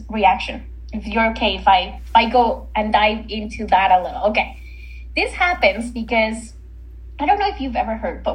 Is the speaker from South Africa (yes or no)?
no; Mexico; now in Canada; I'm not originally from Canada. I'm from Mexico. And in Canada, I live on my own.